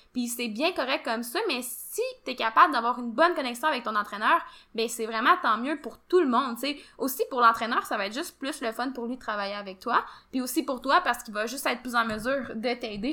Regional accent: Quebec, Canada; nous, on est du Québec

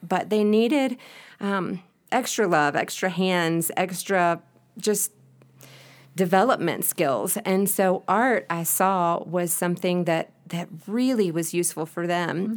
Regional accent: Spartanburg, South Carolina, United States; moved away as an adult; now in Quito, Ecuador; I was born and raised in Spartanburg, South Carolina.

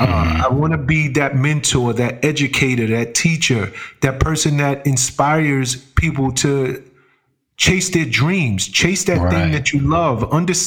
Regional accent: Bronx, New York, United States; hip hop mm-hmm. was it was born and bred in the South Bronx. So I came up in a borough that right. was birthing this new art form.

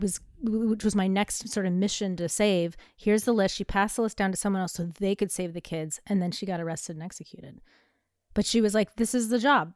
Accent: United States; as an American

